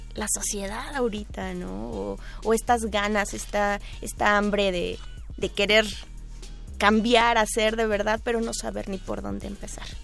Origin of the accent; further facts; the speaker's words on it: Mexico; Yo tenía una inquietud como mexicana